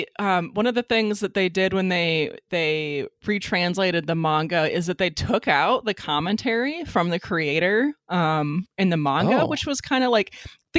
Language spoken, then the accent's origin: English; United States; I say that as an American